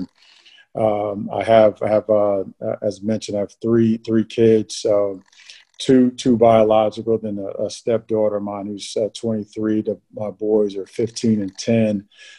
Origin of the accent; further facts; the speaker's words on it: Rantoul, Illinois, United States; also born or lived in Tacoma, Washington / England / California; I was born in Tacoma, Washington, and stayed there for just a little bit, then lived in England, lived in California, lived Illinois. I call Rantoul, Illinois, home.